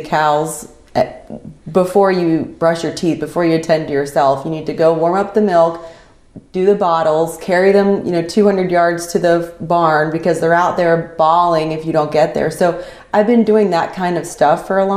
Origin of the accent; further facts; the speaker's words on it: Winchester, Virginia, United States; I was born in Winchester, Virginia.